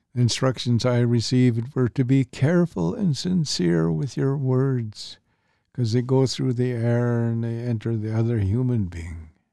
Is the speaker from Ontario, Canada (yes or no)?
no; St'at'imc, British Columbia, Canada; I'm Statliam, so I'm with the Statliam people